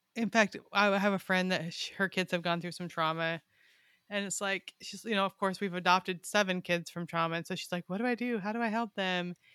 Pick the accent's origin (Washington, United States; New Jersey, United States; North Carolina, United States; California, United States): California, United States; Weed; now in Arkansas, United States; We're in Arkansas now, but I grew up in a town called Weed